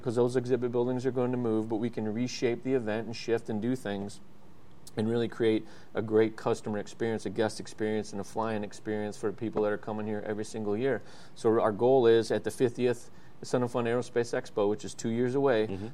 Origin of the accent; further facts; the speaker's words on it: Oshkosh, Wisconsin, United States; moved away as an adult; now in Lakeland, United States; I was born in Oshkosh. Um, you know, grew up around EAA.